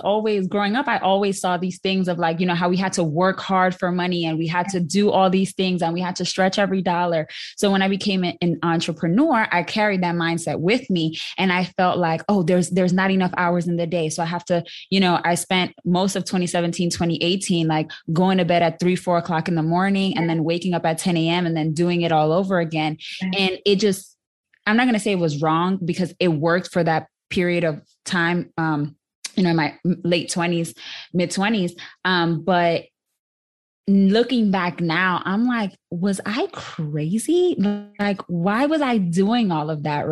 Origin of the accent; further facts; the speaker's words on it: New York City, New York, United States; now in Dallas, United States; I was born and raised in the South Bronx, proudly. And now I live in Dallas, Texas